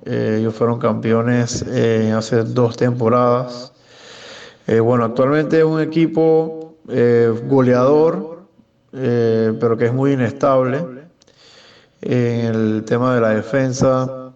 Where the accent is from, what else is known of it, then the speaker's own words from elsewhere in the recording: Panama; como panameño